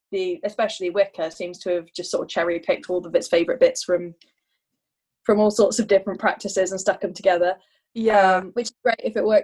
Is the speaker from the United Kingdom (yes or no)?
yes; United Kingdom; I'm Anglo. I'm Anglo Welsh